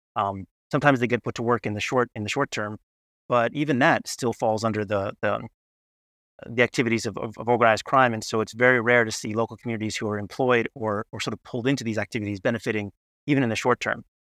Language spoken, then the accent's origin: English; United States; as an American